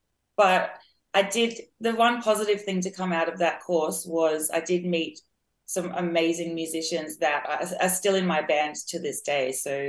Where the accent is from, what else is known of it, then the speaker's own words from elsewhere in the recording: Australia; because I live in Australia. I'm Australian. And like I said, we don't really have the soul history here.